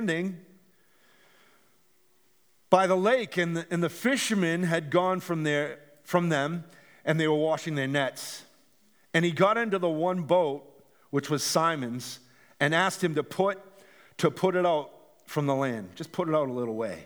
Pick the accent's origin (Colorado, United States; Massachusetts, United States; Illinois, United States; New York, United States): Massachusetts, United States; Gloucester; my house where I grew up in Gloucester, Massachusetts